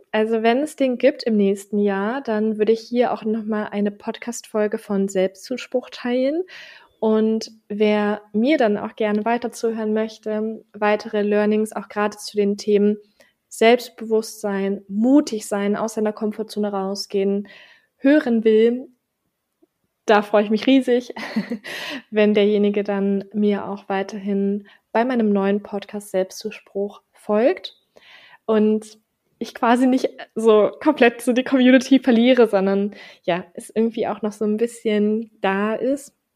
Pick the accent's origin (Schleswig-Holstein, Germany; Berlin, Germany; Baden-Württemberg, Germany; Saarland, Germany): Berlin, Germany; Wir kommen beide aus Berlin.